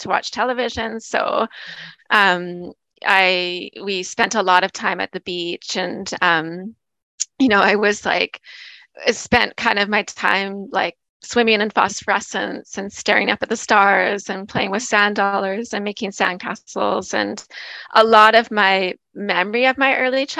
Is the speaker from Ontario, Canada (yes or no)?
no; Nanaimo, British Columbia, Canada; also born or lived in Gabriola Island; I'm from Vancouver Island. I grew up in Nanaimo, BC